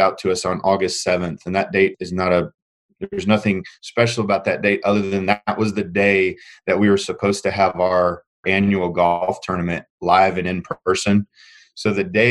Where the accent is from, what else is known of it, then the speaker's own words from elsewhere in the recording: Indiana, United States; moved away as an adult; also born or lived in Joplin, Missouri; I was born and raised in Indiana, middle of cornfield